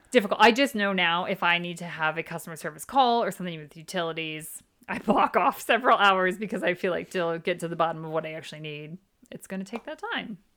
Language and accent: English; Midwest, United States; moved away as an adult; now in United Kingdom; we're from the Midwest